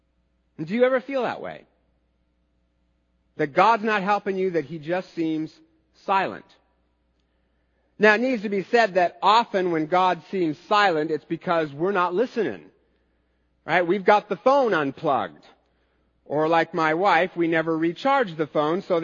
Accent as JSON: {"language": "English", "country": "United States", "said": "as American Christians"}